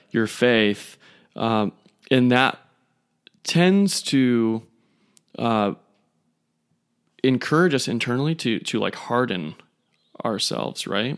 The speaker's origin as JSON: {"language": "English", "country": "United States", "said": "we, as American males"}